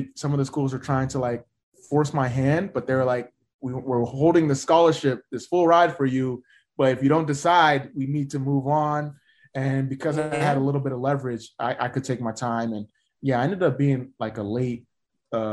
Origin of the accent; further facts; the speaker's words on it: United States; I'm first generation Nigerian American